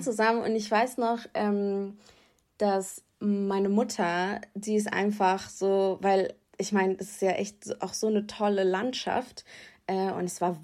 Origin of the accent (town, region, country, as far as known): Rheingau, Hesse, Germany; born or raised there